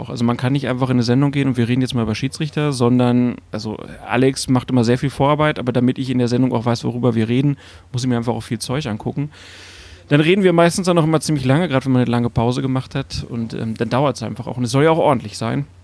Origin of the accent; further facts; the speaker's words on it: Lower Saxony, Germany; also ich bin in der Nähe von Hannover groß geworden, so 30 Kilometer westlich